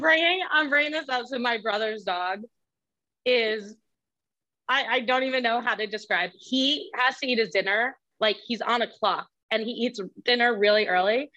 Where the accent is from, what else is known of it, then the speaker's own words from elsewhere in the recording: Westchester County, New York, United States; I'm a bit north of the city, Westchester County